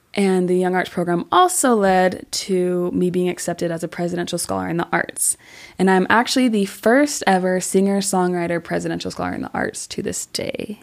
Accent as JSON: {"language": "English", "town": "Orem", "region": "Utah", "country": "United States", "tie": "born or raised there", "also_born_or_lived": "American Fork, Utah / Asia"}